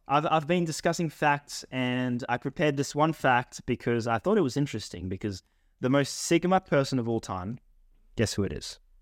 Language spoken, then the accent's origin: English; Australia; accent: Australian; I've got the Australian accent